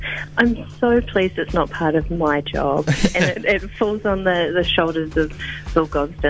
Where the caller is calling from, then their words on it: Wellington, New Zealand; I'm phoning in from Wellington today. Nice. We're in the middle of the film festival here in Wellington.